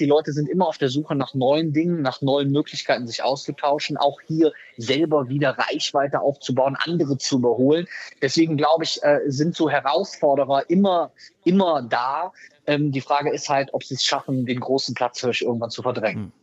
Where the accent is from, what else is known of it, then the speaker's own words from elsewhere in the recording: Rhineland, Germany; wie wir bei uns im Rheinland sagen